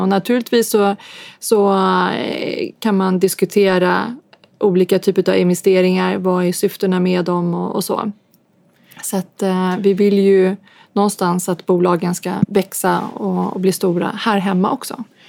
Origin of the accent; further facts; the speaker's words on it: Sweden; vi är från Sverige